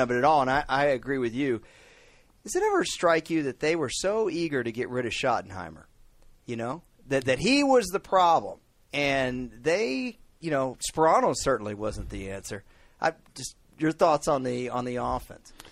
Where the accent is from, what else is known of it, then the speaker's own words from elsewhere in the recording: North Central Texas, United States; You and I are from a conservative part of the country. Eh, we're from North Central Texas